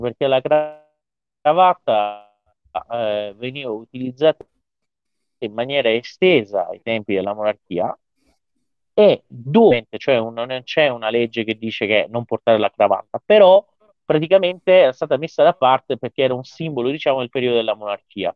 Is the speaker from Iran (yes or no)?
yes; Iran; delle forze dell'ordine del mio paese